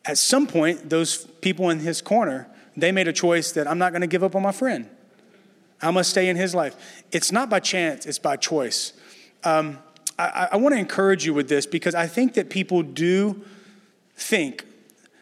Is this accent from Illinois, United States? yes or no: no; Louisiana, United States; moved away as an adult; also born or lived in Dallas, Texas; now in San Francisco, United States; we're originally from Louisiana